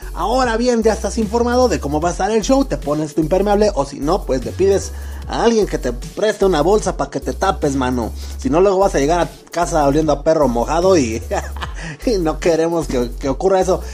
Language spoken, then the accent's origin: Spanish; Mexico; todos somos mexicanos, carnal, aquí